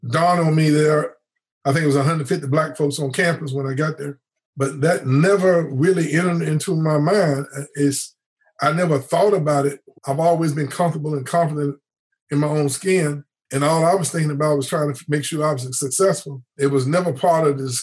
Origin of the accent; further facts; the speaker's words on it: near Gaston Community College, North Carolina, United States; the local community college right outside my hometown